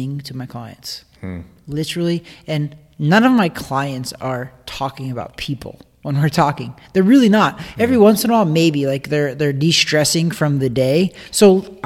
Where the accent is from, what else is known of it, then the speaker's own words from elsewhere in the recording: Osborn, Missouri, United States; I come from Osborne, Missouri